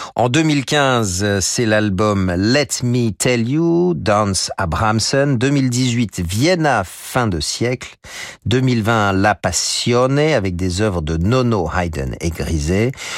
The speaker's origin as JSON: {"language": "French", "town": "Chambéry", "region": "Auvergne-Rhône-Alpes", "country": "France", "tie": "born or raised there", "said": "ma ville natale à Chambéry"}